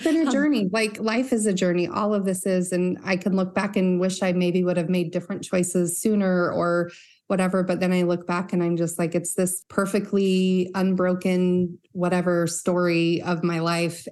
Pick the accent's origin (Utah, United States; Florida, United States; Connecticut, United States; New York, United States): Utah, United States; Northern; growing up in Northern Utah